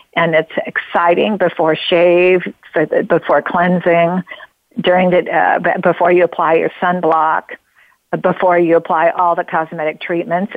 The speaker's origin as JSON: {"language": "English", "region": "Oregon", "country": "United States", "tie": "born or raised there", "said": "I come from Oregon. Uh, I'm uh, born in Oregon. We love water in Oregon. We live in the famous Rogue Valley"}